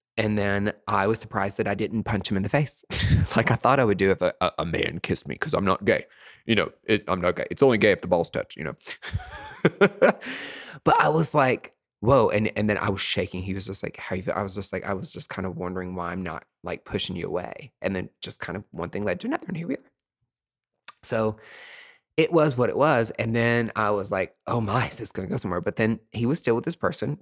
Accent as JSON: {"language": "English", "region": "East Tennessee", "country": "United States", "moved": "yes", "said": "I'm away from East Tennessee"}